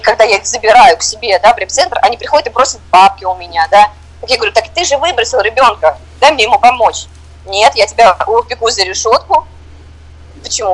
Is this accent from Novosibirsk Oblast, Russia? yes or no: no; Moscow, Russia; moved away as an adult; now in Uganda; я из России, я из Москвы